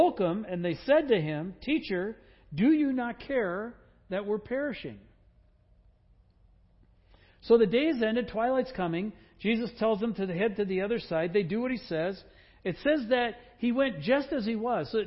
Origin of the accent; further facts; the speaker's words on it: Wisconsin, United States; I grew up in Wisconsin